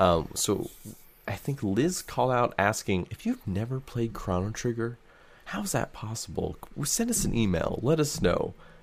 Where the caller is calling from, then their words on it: Sweden; English is a second language; I'm from Sweden. It didn't get released here back in the day